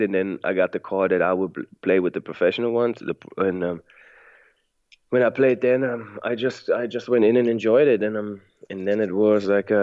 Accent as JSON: {"language": "English", "town": "Frankfurt", "region": "Hesse", "country": "Germany", "tie": "born or raised there", "also_born_or_lived": "Mississippi, United States / Chicago, United States", "moved": "as an adult", "said": "growing up in Germany, growing up in Frankfurt"}